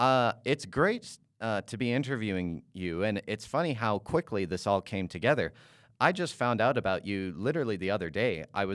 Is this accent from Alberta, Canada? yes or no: yes; Calgary, Alberta, Canada; Our guest is a successful musician from my hometown of Calgary, Alberta.